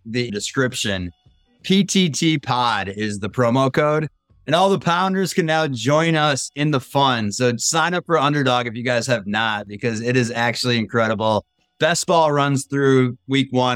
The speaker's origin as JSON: {"language": "English", "region": "Minnesota", "country": "United States", "tie": "born or raised there", "said": "Minnesota, my hometown"}